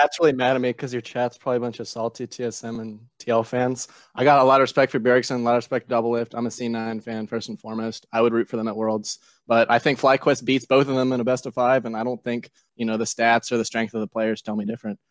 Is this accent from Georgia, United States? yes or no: no; Richmond, Virginia, United States; I'm from Richmond, Virginia.